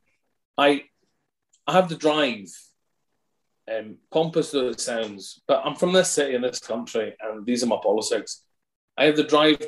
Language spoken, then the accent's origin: English; Scotland, United Kingdom; being a Scot and being a person of colour